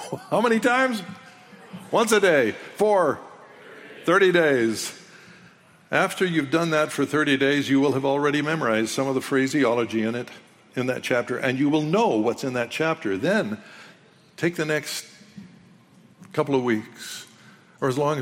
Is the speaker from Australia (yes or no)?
no; Canada; I'm a Canadian